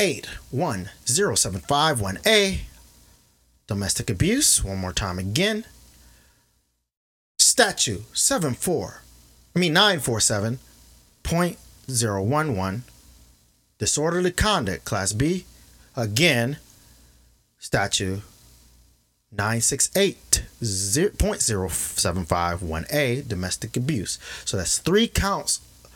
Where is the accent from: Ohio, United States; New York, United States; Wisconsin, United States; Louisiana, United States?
Wisconsin, United States; Kenosha; my hometown of Kenosha